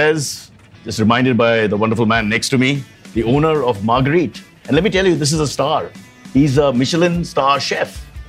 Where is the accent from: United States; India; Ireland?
India; Mumbai, Maharashtra; Mumbai, where I live or where I was born